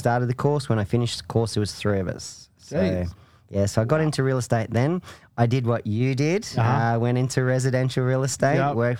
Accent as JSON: {"language": "English", "region": "Queensland", "country": "Australia", "moved": "as an adult", "lives_now": "Victoria, Australia", "said": "So I'm originally a Queenslander, moved to Victoria to further my career in the entertainment industry."}